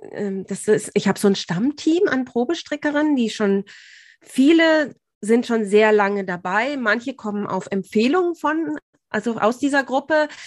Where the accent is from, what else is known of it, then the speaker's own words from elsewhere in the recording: Bad Tölz, Bavaria, Germany; Und weil Tölz eben meine Heimatstadt ist, war das irgendwie so, ah, das hat mich wahnsinnig gefreut.